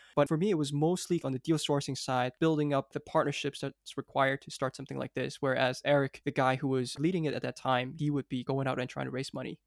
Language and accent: English; Hong Kong; also born or lived in United States; I actually grew up here in Hong Kong